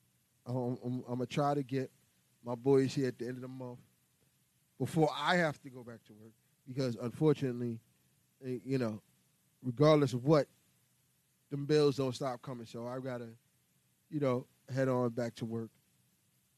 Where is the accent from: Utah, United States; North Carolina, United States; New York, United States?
New York, United States; New York City; I was born and raised here in New York City